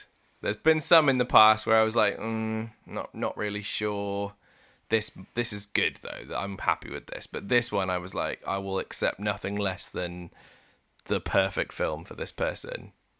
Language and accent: English; South West England, United Kingdom; I'm from Somerset.